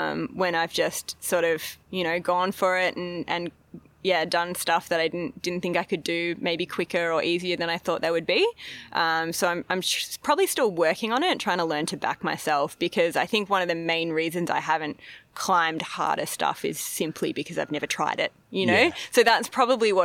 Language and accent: English; Melbourne, Victoria, Australia; also born or lived in Horsham; I was born and raised in Melbourne